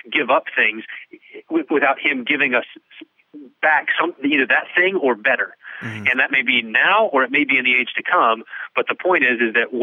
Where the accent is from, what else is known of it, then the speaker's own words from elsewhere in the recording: West Texas, United States; I grew up in West Texas